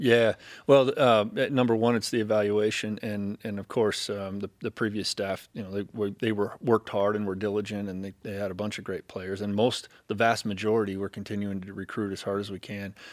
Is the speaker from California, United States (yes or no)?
yes; California, United States; moved away; I grew up in California